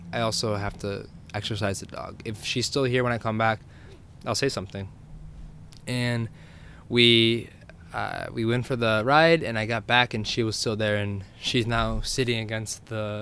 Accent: New York, United States; New York

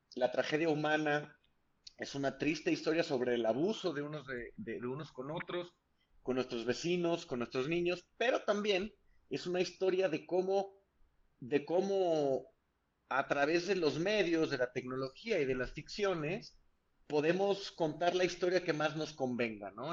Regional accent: San Luis Potosí, Mexico; yo soy de San Luis Potosí, soy originario de San Luis Potosí, del centro del país

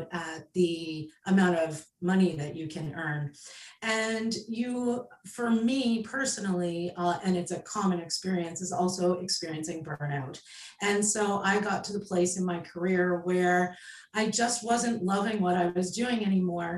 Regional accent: Canada; also born or lived in Prince Edward Island, Canada; I am Canadian. I live on Prince Edward Island

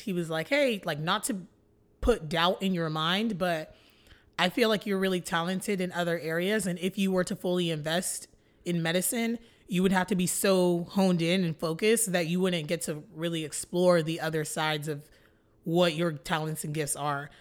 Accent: Flower Mound, Texas, United States; I grew up born and raised in Flower Mound, Texas

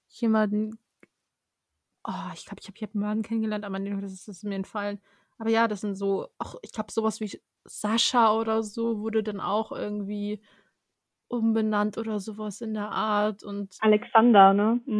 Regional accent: Germany; born there; ja, ich bin in Deutschland geboren

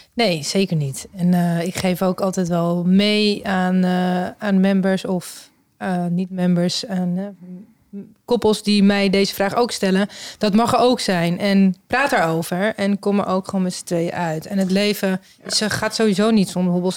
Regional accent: Amsterdam, North Holland, Netherlands; we komen allemaal uit Amsterdam.

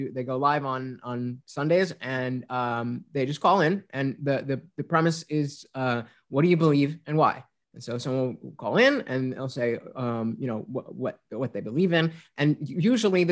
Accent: United States; I'm an American child

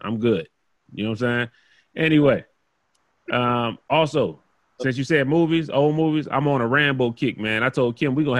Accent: the South, United States; I'm from the South, man.

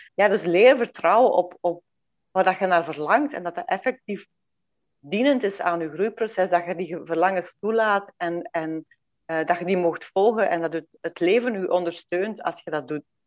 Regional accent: Belgium; born or raised there; moved away as an adult; now in Domburg, Netherlands

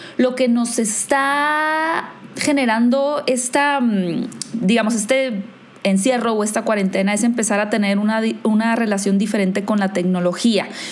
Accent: Hermosillo, Sonora, Mexico; moved away as an adult; now in Mexico City, Mexico; yo soy de Hermosillo, soy del norte de México, pero vivo en la Ciudad de México ahora

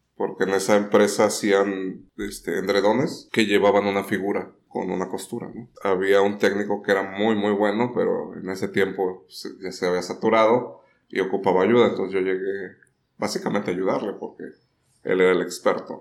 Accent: Puebla, Mexico; moved away as an adult; now in Tijuana, Mexico; soy originalmente de Puebla, pero tijuanense de corazón. Este, llegué hace 24 años. este, recién salido la, de la carrera.

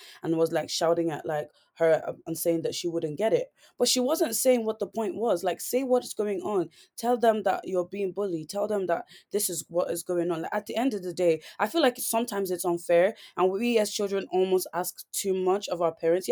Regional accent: Ireland; growing up in Ireland, I did go through a lot of things, you know, being the only girl, like the only black girl in my school

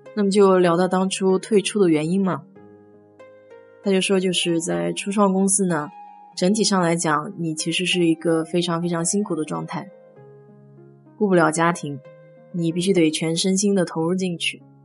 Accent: China; now in United States; 我们中国人

